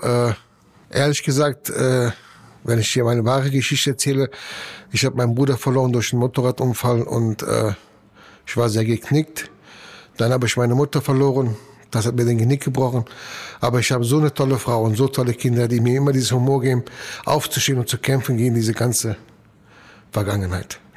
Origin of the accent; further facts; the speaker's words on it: Italy; now in Germany; ich bin Italiener